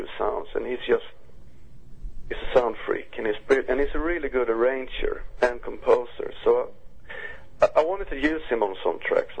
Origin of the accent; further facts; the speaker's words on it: Uppsala, Uppsala County, Sweden; my hometown, Uppsala